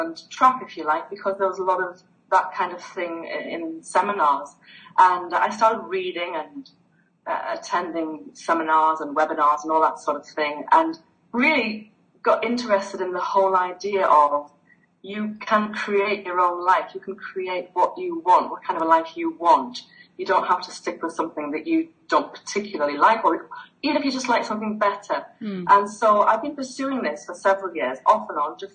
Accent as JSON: {"language": "English", "region": "the north of England", "country": "United Kingdom", "tie": "born or raised there", "also_born_or_lived": "Greece", "moved": "as an adult", "said": "I'm from the north of England, and I was born and brought up here."}